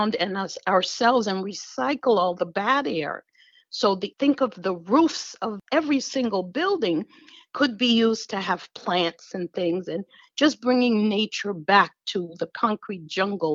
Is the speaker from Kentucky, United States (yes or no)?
no; New York City, New York, United States; moved away; also born or lived in California; When I was a kid, I grew up in Queens